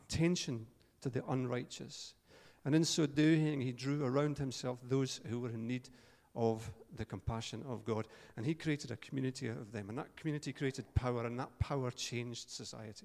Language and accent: English; Paisley, Scotland, United Kingdom; I'm from Paisley